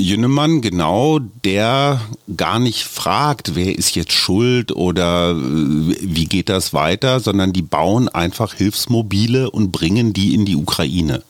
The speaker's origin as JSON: {"language": "German", "country": "Germany", "said": "ich bin Pazifist als Deutscher"}